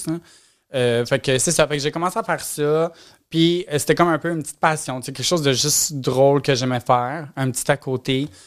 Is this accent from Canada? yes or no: yes; Repentigny, Quebec, Canada